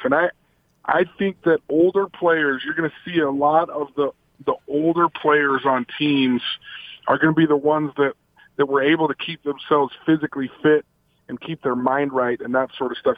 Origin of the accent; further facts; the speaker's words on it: Logan, Utah, United States; also born or lived in Salt Lake City, Utah; I came from Logan, Utah till I, I lived there till I was 14 and then in Salt Lake from the age of 15 to 18